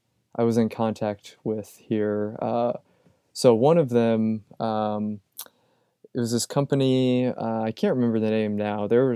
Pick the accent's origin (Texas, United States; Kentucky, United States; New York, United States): Kentucky, United States; Louisville; also born or lived in Indiana; I grew up in the Louisville, Kentucky area, like Southern Indiana, Louisville, Kentucky. And I was interested in getting out of the Midwest for sure.